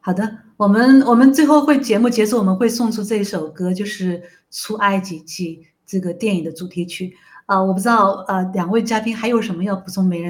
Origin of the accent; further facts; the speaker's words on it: China; 我们中国人绝对不会在圣经里面缺席的，我们一定是神的子民的一部分。